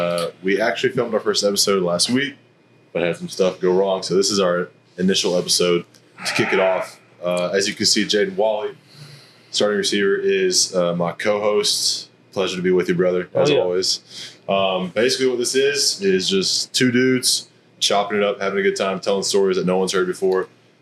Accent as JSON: {"language": "English", "region": "Georgia", "country": "United States", "said": "I'm from Georgia."}